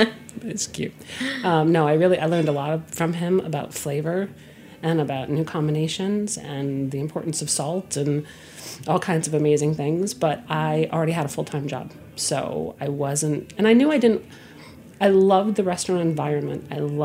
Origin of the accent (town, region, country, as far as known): Connecticut, United States; born or raised there